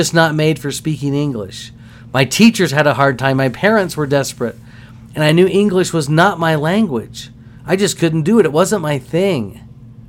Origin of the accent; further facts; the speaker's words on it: Texas, United States; I'm a Texan